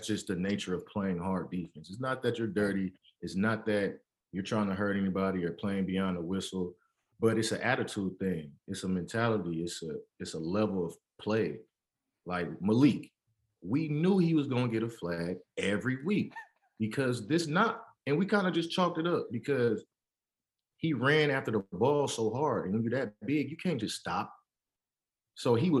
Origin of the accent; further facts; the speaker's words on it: San Francisco, California, United States; From San Francisco, California, born and raised